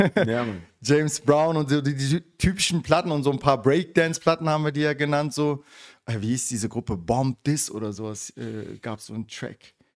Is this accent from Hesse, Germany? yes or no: no; Berlin, Germany; Und ich bin im Wedding halt äh, geboren und aufgewachsen. Ja, also äh, Westberliner richtig.